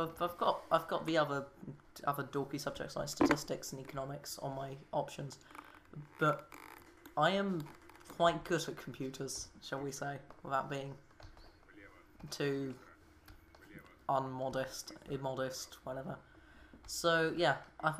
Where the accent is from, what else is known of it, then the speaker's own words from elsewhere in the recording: United Kingdom; we're British people